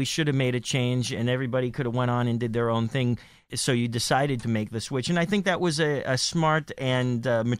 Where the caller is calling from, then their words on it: New York, United States; I'm calling from Midtown Manhattan.